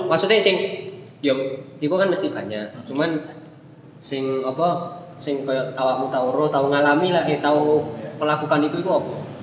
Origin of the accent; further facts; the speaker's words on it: Malang, East Java, Indonesia; moved away as an adult; also born or lived in Bogor; asalnya dari Malang, tapi kuliahnya di Bogor